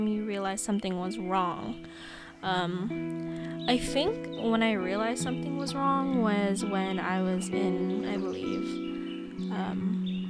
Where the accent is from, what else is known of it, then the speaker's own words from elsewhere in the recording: Stockton, California, United States; also born or lived in Philippines; being born in the motherland and then growing up in America